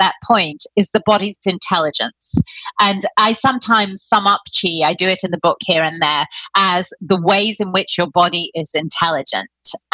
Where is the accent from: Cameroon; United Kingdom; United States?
United Kingdom; I'm British